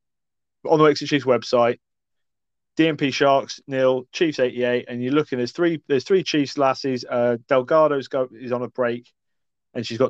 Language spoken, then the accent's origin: English; England, United Kingdom; also born or lived in Glasgow, Scotland; Glasgow. And I hate to say this because that is my hometown. That's where I was born. I know it doesn't sound it. I grew up in England, went back and lived in Scotland for a while.